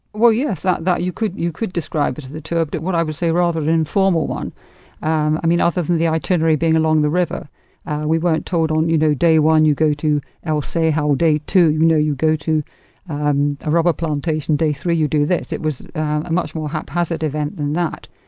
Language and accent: English; England, United Kingdom; now in United States